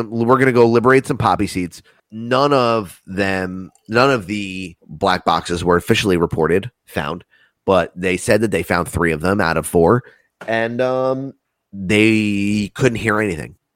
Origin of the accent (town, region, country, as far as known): United States